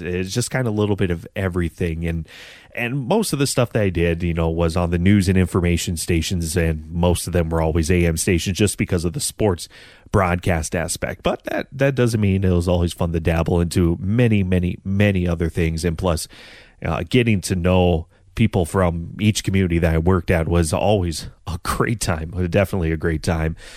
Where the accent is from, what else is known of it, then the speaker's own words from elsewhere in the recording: North Dakota, United States; I'm from North Dakota